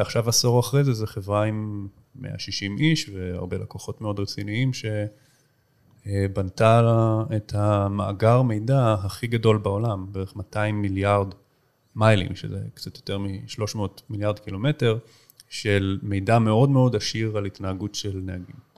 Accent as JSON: {"language": "Hebrew", "town": "Tel Aviv", "region": "Tel Aviv District", "country": "Israel", "tie": "born or raised there", "also_born_or_lived": "United States / Boston", "said": "גדלתי פה בתל אביב"}